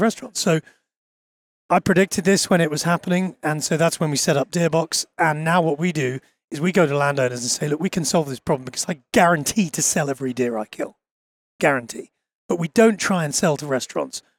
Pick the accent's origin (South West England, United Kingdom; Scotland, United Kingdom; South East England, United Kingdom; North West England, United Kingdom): South East England, United Kingdom; Bucklebury; I grew up only about half an hour from where I live now in southern England, in a little rural village. In fact, it's a well-known rural village 'cause it's where Kate Middleton comes from